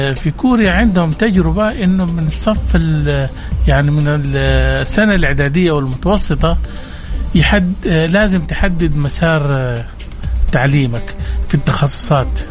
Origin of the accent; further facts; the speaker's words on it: Saudi Arabia; عندنا في السعودية